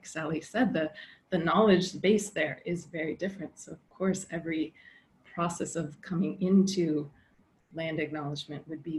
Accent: Alaska, United States; where I grew up in Alaska

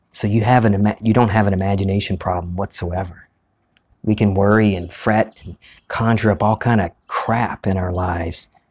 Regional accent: United States; an old movie theater that we used to have here in our, my hometown, the Charles Cinema

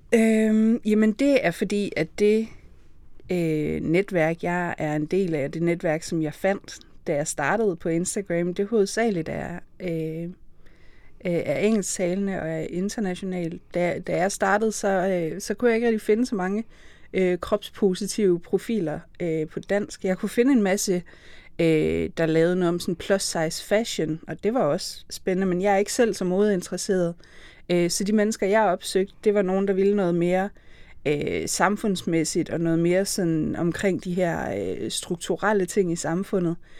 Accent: Aarhus, Central Denmark Region, Denmark; jeg er Aarhusianer hvis nogen ikke kunne høre det.

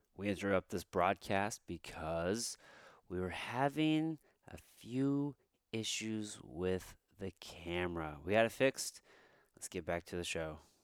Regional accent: Midwest, United States; us growing up in the Midwest

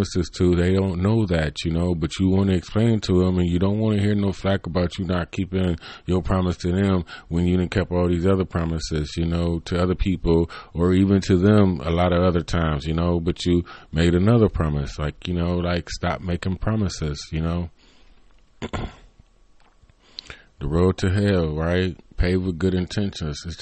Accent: United States; growing up in America

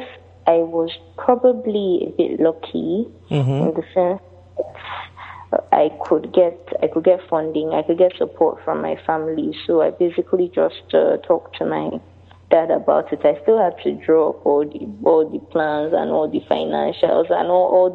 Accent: Lagos, Nigeria; also born or lived in United Kingdom; I'm Nigerian and I'm in Lagos. I've lived here all my life.

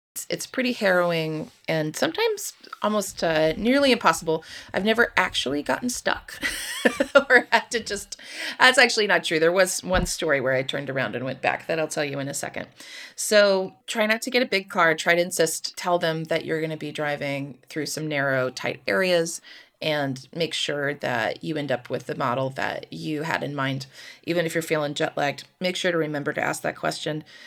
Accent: United States; I'm an American

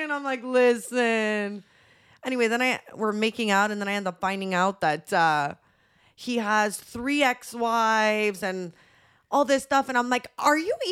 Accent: Montreal, Quebec, Canada; we're from Montreal.

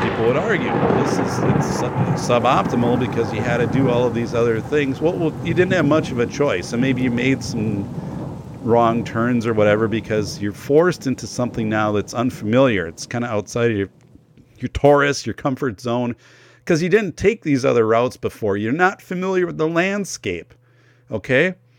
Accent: northern Wisconsin, United States; I'm from Wisconsin, northern Wisconsin

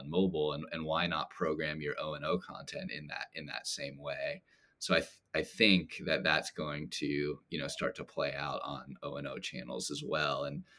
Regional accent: Los Angeles, California, United States; Oh man, I gotta go with my hometown team, the LA Lakers.

